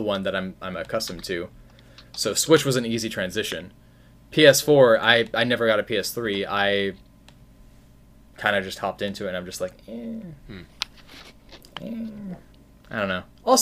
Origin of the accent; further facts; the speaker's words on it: Spokane, Washington, United States; moved away; I'm from Spokane originally